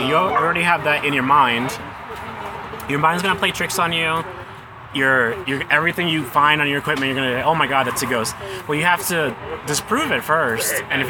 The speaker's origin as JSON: {"language": "English", "town": "Florence", "region": "Kentucky", "country": "United States", "said": "No, I'm from Florence, Kentucky"}